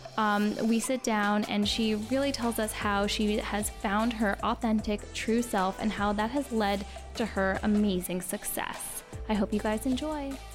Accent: Miami, Florida, United States; I'm from Miami

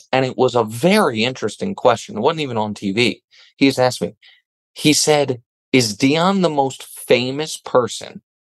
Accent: Kansas City, Missouri, United States; I'm from Kansas City, Missouri

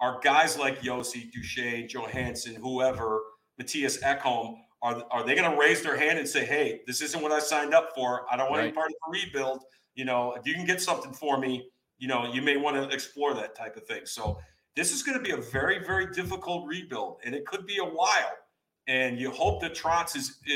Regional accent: New York, United States; I'm from New York

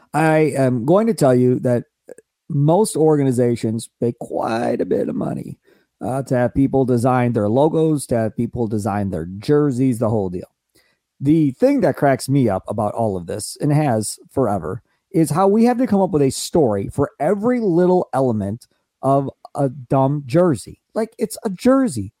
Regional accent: Kenosha, Wisconsin, United States; I grew up in Kenosha, not in Milwaukee

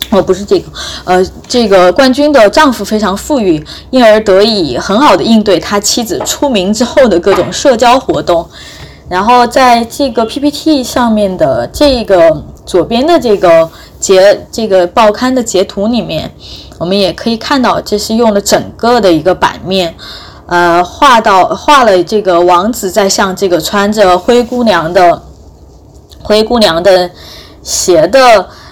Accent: China; 我们中国人现在是怎么样来

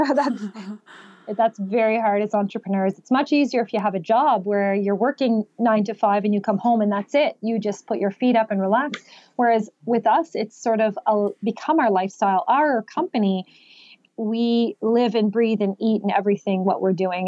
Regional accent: Canada; I was born and raised here in Canada

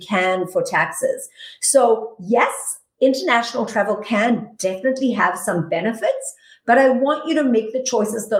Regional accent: South Africa; moved away as an adult; now in United States; I'm originally from South Africa. I came to the United States with nothing but a bag of dirty clothes in 1997.

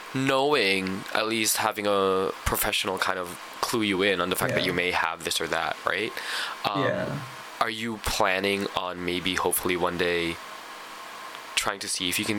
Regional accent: Canada; this is why I'm really glad I'm from Canada

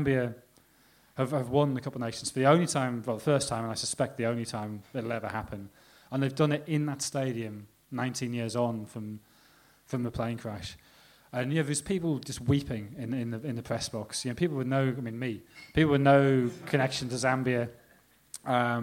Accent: England, United Kingdom

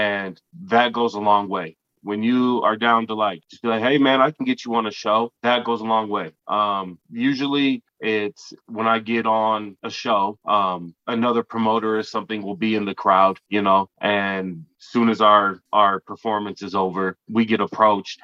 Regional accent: Taylorsville, Utah, United States; also born or lived in Slidell, Louisiana; I got adopted as a kid to Utah. And I've been here my whole life

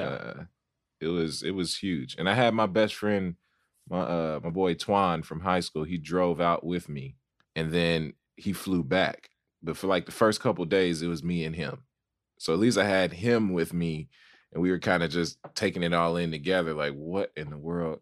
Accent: the South, United States; moved away as an adult; now in Los Angeles, United States; I'm from the South

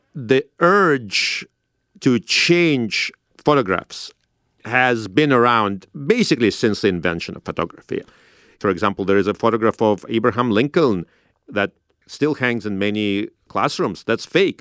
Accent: Saint Petersburg, Russia; now in United States; I grew up in Saint Petersburg in Russia.

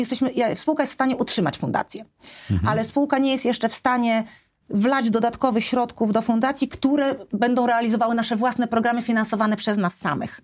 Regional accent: Poland; wyjechałam z Polski w takich trudnych momentach

